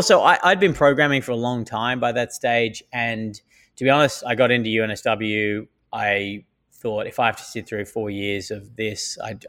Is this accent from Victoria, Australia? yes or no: no; Sydney, New South Wales, Australia; moved away as an adult; also born or lived in Armidale / Tamworth / Brisbane; now in United States; So I grew up in Bondi in Sydney. I lived in, I was born in my house on Blair Street in North Bondi, as were two of us other kids, and I lived in North Bondi for my first 10 years.